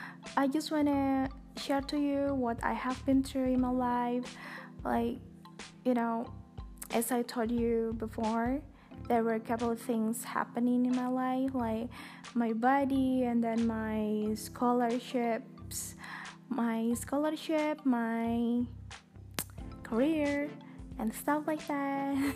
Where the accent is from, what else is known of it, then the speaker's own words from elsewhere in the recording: Indonesia; first language Indonesian; English is a second language; I'm so sorry it's spoken in Bahasa Indonesia, in my own language, my mother tongue.